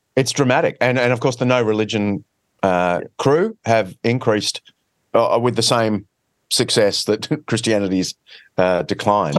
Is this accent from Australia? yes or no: yes; Australia; accent: Australian; moved away as an adult; also born or lived in Sydney; now in Wheaton, United States; my accent has got more Australian in the year that I've been here